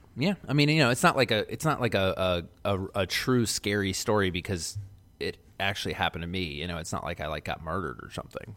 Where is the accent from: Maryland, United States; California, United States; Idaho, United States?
Maryland, United States; Baltimore; growing up in West Baltimore